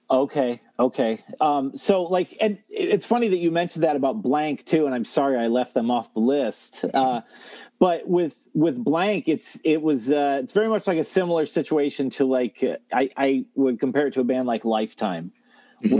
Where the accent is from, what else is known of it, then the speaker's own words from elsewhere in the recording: Toledo, Ohio, United States; I'm from Ohio. I'm from the Toledo area.